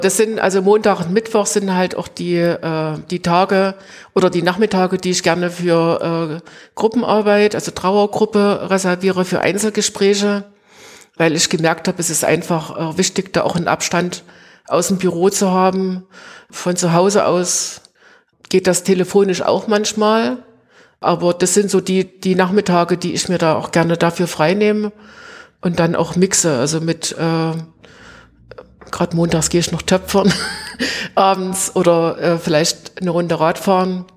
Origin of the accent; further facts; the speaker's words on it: Greiz, Thuringia, Germany; moved away as an adult; now in Plauen, Germany; Ich bin gebürtig in Greiz, es ah, gehört ja. auch zum Vogtland ja. und bin aber nach dem Studium äh, hier in Plauen gelandet